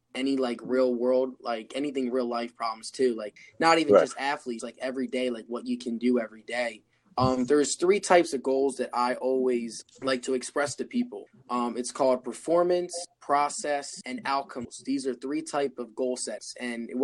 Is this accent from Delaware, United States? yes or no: yes; Wilmington, Delaware, United States; I'm from Wilmington, Delaware